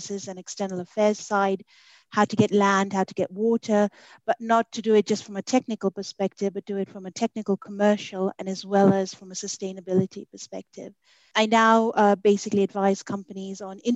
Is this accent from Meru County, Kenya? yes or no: no; Mombasa, Mombasa County, Kenya; also born or lived in United Kingdom; now in Nairobi, Kenya; I was born and brought up in Mombasa in Kenya. I left when I was 18 to go and study in the UK.